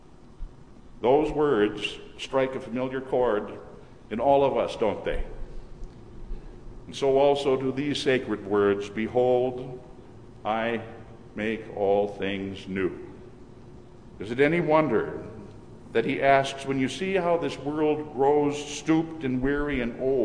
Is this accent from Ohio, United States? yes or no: no; Minnesota, United States; moved away; returning to Minnesota to visit my mother. Whenever during the past few years I've returned to my hometown